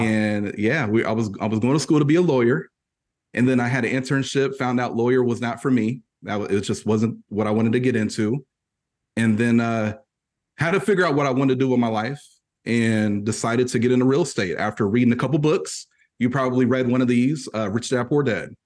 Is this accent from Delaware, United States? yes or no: no; Purdue University country, Indiana, United States; I'm from, I'm from Purdue University country. So if you know anything about the Boilermakers, that's where I currently reside. That's where I was born too